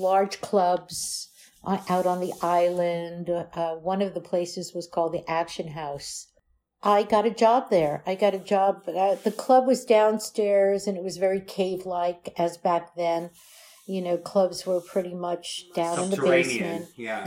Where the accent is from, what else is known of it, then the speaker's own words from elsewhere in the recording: New York City, New York, United States; also born or lived in Florida / Belle Harbor, Queens / Manhattan / Naples, Italy; now in New York, United States; I grew up in Brooklyn. Then we moved to Florida when I was 8. Moved back to New York after a year. Moved to Brooklyn. And then when I was 11... we moved to Bell Harbor, which is in Queens, New York